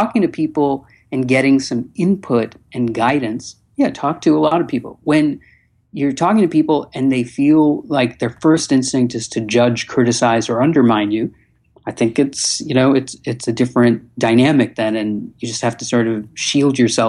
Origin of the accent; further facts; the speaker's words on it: Chicago, Illinois, United States; moved away; also born or lived in Los Angeles; from a young age in Chicago growing up in the 70s